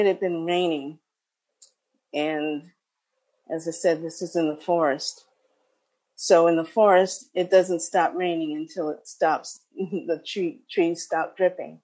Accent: New York, United States; moved away as an adult; I just moved back to New York a couple of weeks ago. So I'm in a very new place for me, very new atmosphere, lots of noise that I'm not used to, even though I grew up here in New York.

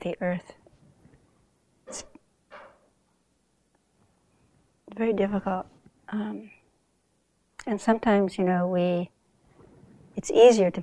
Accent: Southern California, United States; moved away as an adult; also born or lived in Bronx, New York / Africa; now in New York, United States; I was born here, you know, in the Bronx. But I grew up mostly in Southern California

